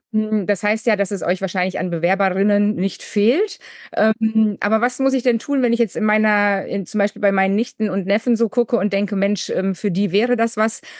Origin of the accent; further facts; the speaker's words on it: Münsterland, North Rhine-Westphalia, Germany; ich komme jetzt natürlich aus Westfalen-Lippe, auch aus dem Münsterland